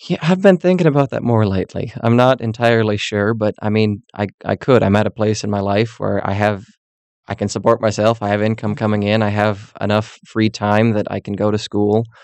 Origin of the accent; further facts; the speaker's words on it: Mayville, Wisconsin, United States; moved away; my hometown in Mayville, Wisconsin